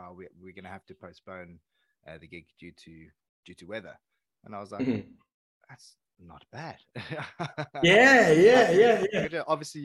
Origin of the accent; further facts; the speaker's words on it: Port Elizabeth, Eastern Cape, South Africa; moved away as an adult; we are both musicians from Eastern Cape, South Africa